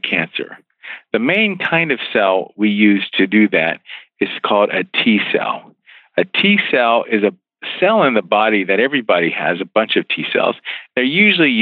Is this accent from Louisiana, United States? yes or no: no; West Virginia, United States; moved away; also born or lived in Philadelphia / Baltimore / Bethesda, Maryland; I grew up in West Virginia